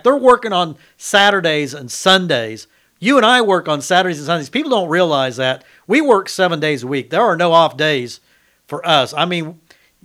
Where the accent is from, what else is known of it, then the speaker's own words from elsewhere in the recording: Independence, Kansas, United States; now in McPherson, United States; when I grew up in Independence